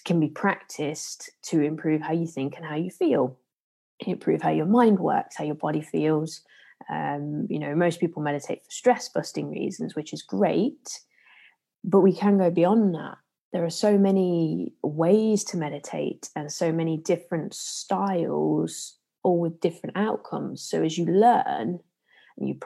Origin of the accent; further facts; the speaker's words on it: Leicester, East Midlands, United Kingdom; accent: Leicester; my usual Leicester accent